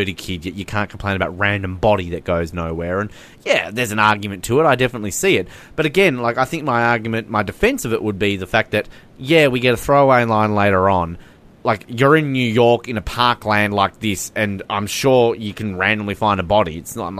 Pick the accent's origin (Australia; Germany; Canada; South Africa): Australia; I'm Australian